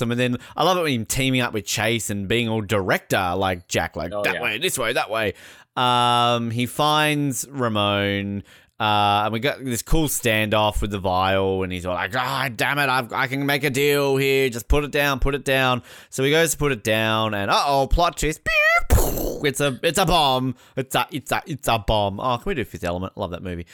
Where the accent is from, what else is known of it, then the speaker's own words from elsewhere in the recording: Australia; I'm Australian